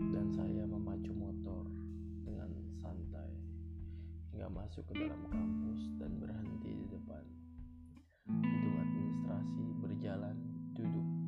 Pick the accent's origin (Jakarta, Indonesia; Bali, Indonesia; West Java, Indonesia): Jakarta, Indonesia; born or raised there